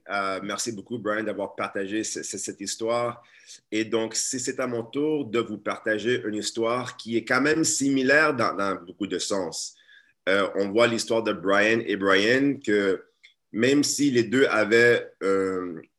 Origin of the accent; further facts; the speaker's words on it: Montreal, Quebec, Canada; Ensuite, à l'âge de 10 ans, je déménage ici à Montréal, je redéménage parce que je suis né à Montréal mais je redéménage à Montréal à l'âge de 10 ans et je rentre dans une classe d'accueil.